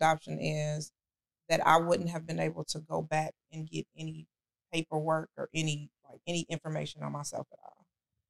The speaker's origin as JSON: {"language": "English", "town": "Chicago", "region": "Illinois", "country": "United States", "tie": "born or raised there", "also_born_or_lived": "Evanston", "said": "I'm from Chicago, yes."}